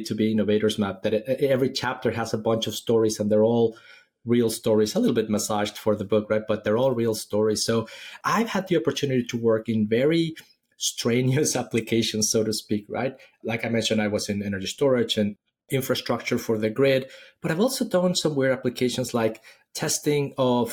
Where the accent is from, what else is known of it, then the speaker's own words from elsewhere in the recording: Mexico City, Mexico; moved away as an adult; also born or lived in Silicon Valley; now in Austin, United States; I'm originally from Mexico City. I studied electronics engineering in school